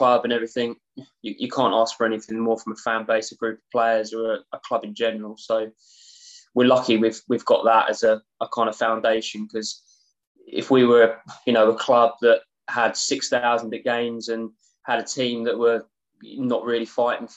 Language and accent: English; Cambridge, East of England, United Kingdom; moved away; I'm from Cambridge originally.